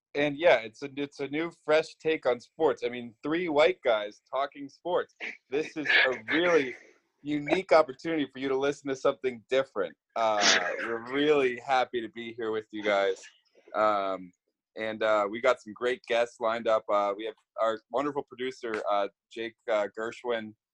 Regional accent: Boston, Massachusetts, United States; moved away; I'm from Boston

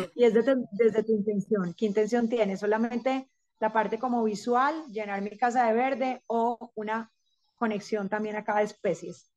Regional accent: Rionegro, Antioquia, Colombia; crecí en el campo, crecí en Río Negro, actualmente vivo otra vez acá

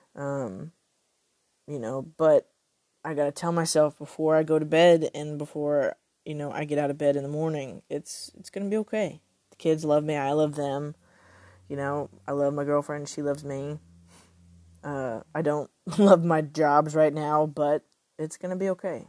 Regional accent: Texas, United States; I I am Texan

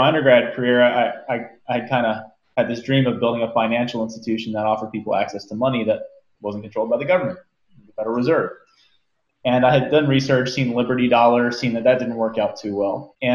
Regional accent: Maryland, United States; I grew up in Maryland, went to undergrad at University of Maryland, College Park

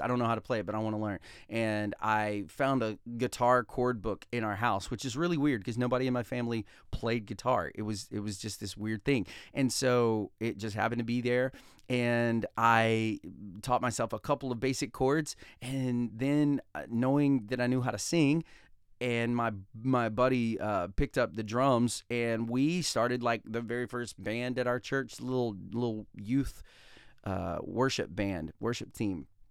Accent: Talladega, Alabama, United States; I came from Talladega, Alabama. I was born and raised, I have two wonderful parents, um, and I have a brother and a sister, and I was raised in Talladega, Alabama

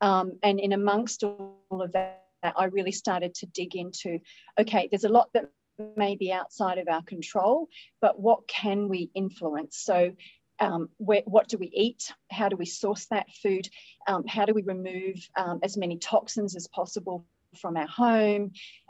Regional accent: Australia; accent: Australian; now in Middle East; I'm an Australian living in the Middle East. I've had lots and lots of years out of my home country, which could explain maybe not a really strong Aussie accent.

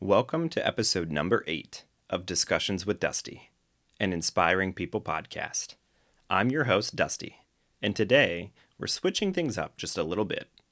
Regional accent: Akron, Ohio, United States; I was born and raised in Akron, Ohio, and still live in the greater Akron area

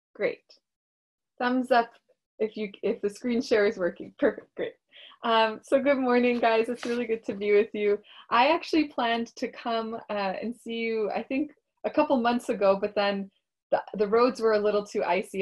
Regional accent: Toronto, Ontario, Canada; born or raised there; also born or lived in Russia

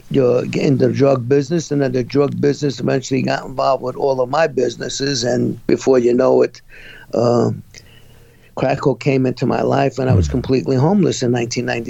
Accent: New York City, New York, United States; I was born and raised in Brooklyn, New York.

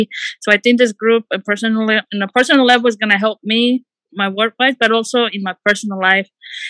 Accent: Mexico City, Mexico; now in Vallejo, United States; I'm originally from Mexico City, but I live in Vallejo.

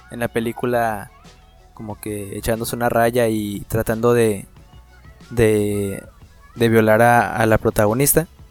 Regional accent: Mexico; como mexicanos nosotros

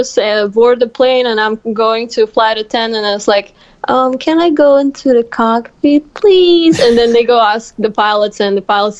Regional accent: Moscow, Russia; moved away as an adult; now in Louisiana, United States; Well, I'm from Russia, from Moscow. That's the capital. And I'm actually right now in United States in the South going to university, working on my master's degree.

